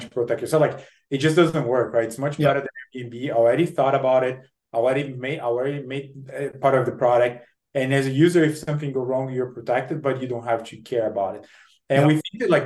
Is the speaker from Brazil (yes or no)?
yes; Brazil; moved away as an adult; now in United States; I'm born and raised in Brazil. I came to the US to study, do my MBA at a Harvard Business School.